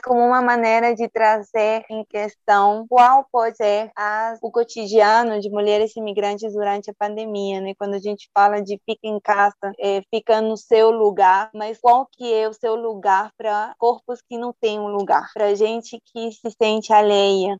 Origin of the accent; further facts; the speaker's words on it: Lima, Peru; Portuguese is a second language; moved away as an adult; also born or lived in Cusco, Peru / Bolivia; now in Brazil; Eu fui criada em Lima